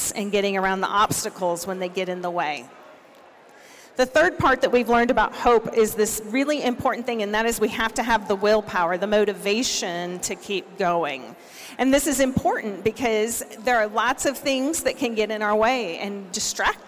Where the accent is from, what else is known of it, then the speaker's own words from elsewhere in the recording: Oklahoma, United States; I'm from Oklahoma